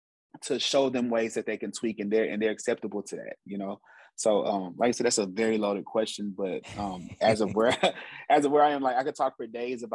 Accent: Houston, Texas, United States; I'm from Houston, Texas, born and raised

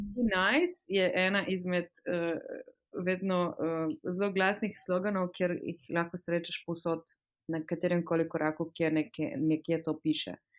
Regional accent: Slovenia; moved away as an adult; now in United Kingdom; sem slovenka

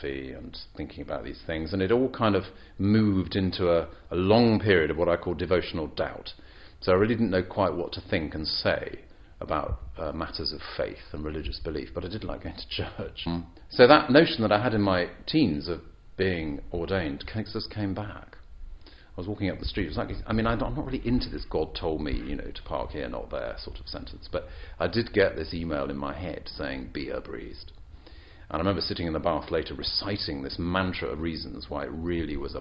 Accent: England, United Kingdom; born and raised in England

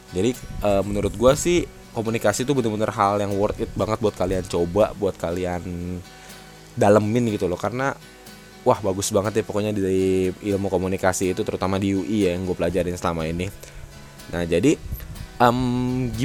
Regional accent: Bogor, West Java, Indonesia; also born or lived in Jakarta / Bekasi; jadi gue itu kan anak Bogor gue berasal dari Bogor walau ya gue gede di Bogor karena ya dulu gue pindah-pindah dari Jakarta ke Bekasi

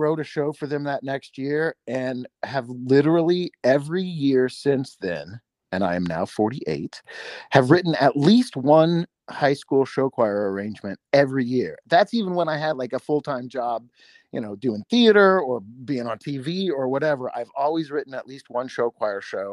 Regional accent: Anderson, Indiana, United States; you and I are both from Anderson, Indiana

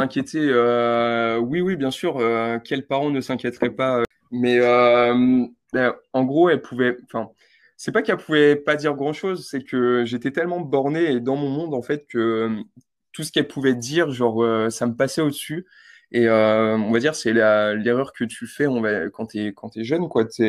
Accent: Val-de-Marne, south of Paris, Île-de-France, France; moved away as an adult; now in New Zealand; Je vis dans le 94, du coup, c'est au sud de Paris. J'étais chez mon père avant de partir. Et bah, je suis je suis français

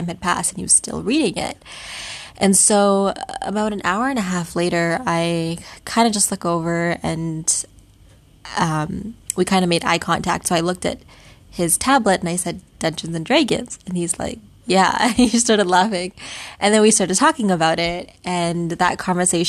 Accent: Vancouver, British Columbia, Canada; also born or lived in Singapore; Vancouver in Canada, which is where I am from. That's where I live.

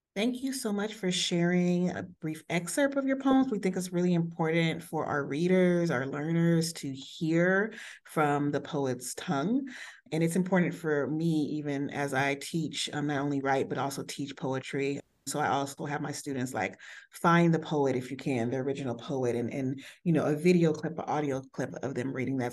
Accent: United States; me being from the States

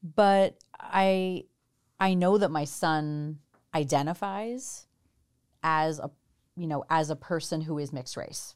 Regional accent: New Jersey, United States; moved away as an adult; also born or lived in India / Chicago / Boston / Washington, D.C.; now in Seattle, United States; I grew up in Jersey, lived in Chicago and then Boston and then D C and then moved here.

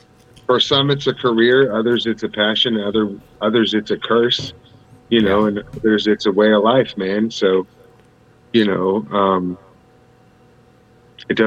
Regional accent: San Diego, California, United States; now in Las Vegas, United States; I'm actually originally from San Diego, but I live in Vegas now

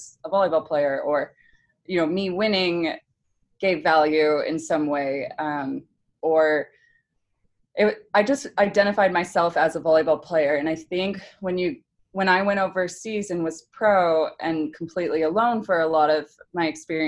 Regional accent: United States

